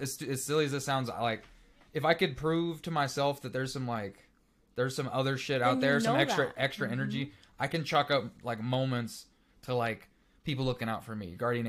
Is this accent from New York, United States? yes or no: no; Missouri, United States; I'm from Missouri.